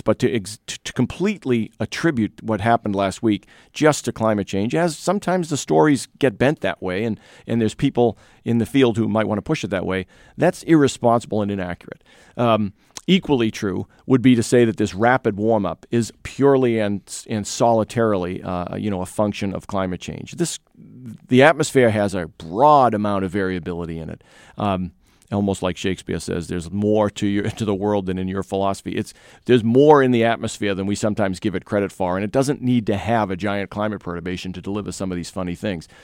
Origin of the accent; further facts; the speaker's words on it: New England, United States; now in Madison, United States; I grew up in New England